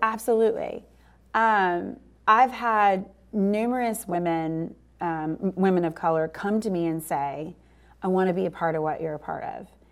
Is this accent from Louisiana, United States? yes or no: yes; New Orleans, Louisiana, United States; now in Houston, United States; I come from New Orleans